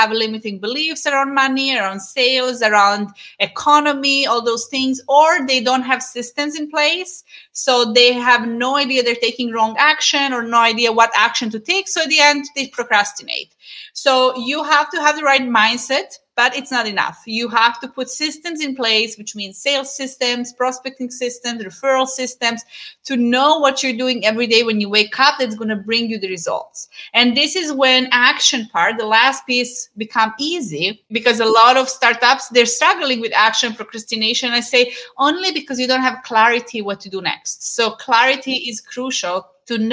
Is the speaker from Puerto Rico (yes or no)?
no; Serbia; moved away; we had a dance school in my hometown